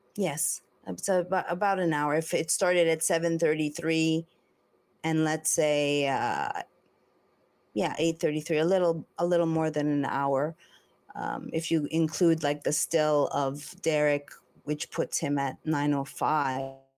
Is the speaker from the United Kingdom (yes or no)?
no; Montreal, Quebec, Canada; moved away; also born or lived in Los Angeles; I'm from Montreal